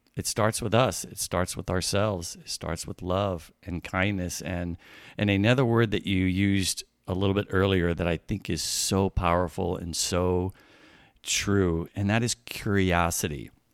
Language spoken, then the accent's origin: English; Midwest, United States; now in California, United States; I grew up in the Midwest